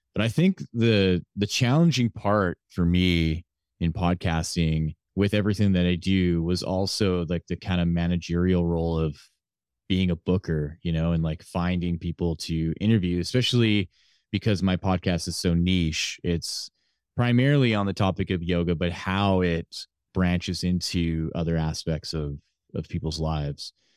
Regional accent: Canada; I was born here in Canada

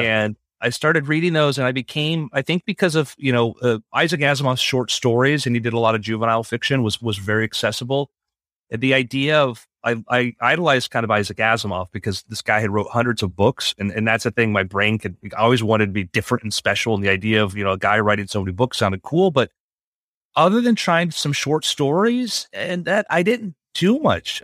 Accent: South Florida, United States; I grew up in South Florida

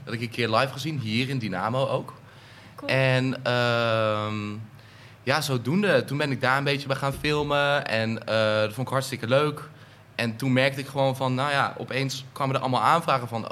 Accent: Eindhoven, North Brabant, Netherlands; now in Amersfoort, Netherlands; ik kom oorspronkelijk uit Eindhoven, woon nu in Amersfoort.

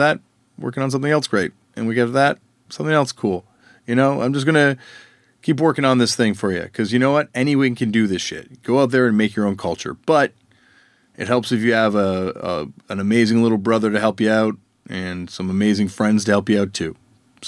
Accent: Canada; us that grew up in Canada

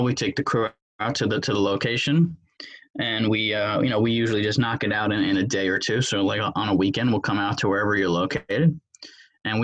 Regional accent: New York, United States; I grew up in New York, live here currently.

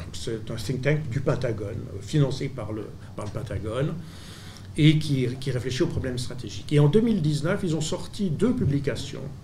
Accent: Switzerland; je suis suisse

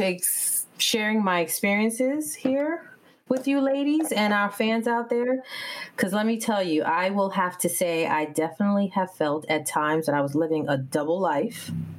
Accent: New York, United States; moved away as an adult; also born or lived in Dominica / Canada / Long Island; now in Washington, D.C., United States; Born in the Bronx, New York. Both my parents are from a beautiful, beautiful island of Dominica.

